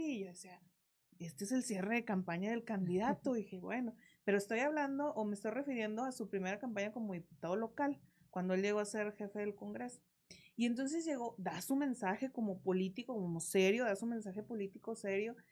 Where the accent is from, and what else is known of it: Coahuila, Mexico